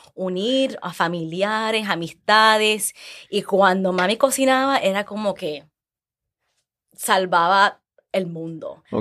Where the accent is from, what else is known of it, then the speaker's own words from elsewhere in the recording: New York City, New York, United States; also born or lived in Manhattan; nací en Manhattan, me crié en el Bronx, ah, de padres boricuas y ecuatorianos